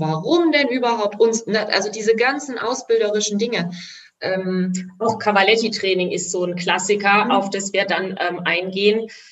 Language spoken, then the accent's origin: German; Rhineland-Palatinate, Germany; ich bin Pfälzer, deswegen sage ich immer Gaul